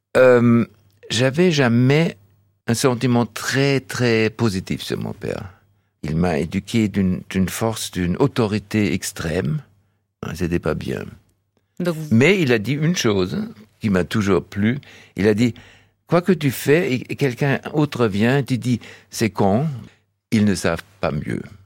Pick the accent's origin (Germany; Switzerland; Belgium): Germany; Donaueschingen, Baden-Württemberg; French is a second language; now in Barjac, France; Quand j'étais né, c'était dans, le, dans les caves de l'hôpital à Donaueschingen